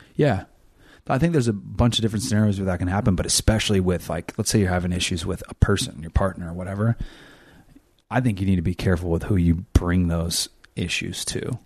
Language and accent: English; California, United States; I'm from California